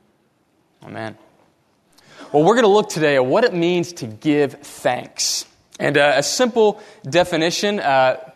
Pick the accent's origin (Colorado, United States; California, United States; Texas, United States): Texas, United States; Katy; I grew up in Katy